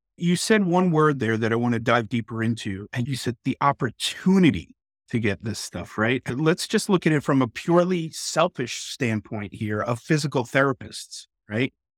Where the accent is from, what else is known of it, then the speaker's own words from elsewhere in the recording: New York, United States; now in Texas, United States; I grew up in New York, so we definitely leaned blue for sure, but nowadays I live in Texas